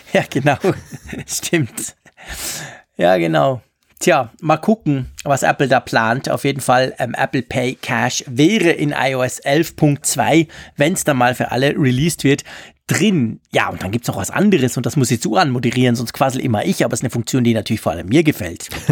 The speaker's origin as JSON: {"language": "German", "country": "Switzerland", "said": "bei uns in der Schweiz"}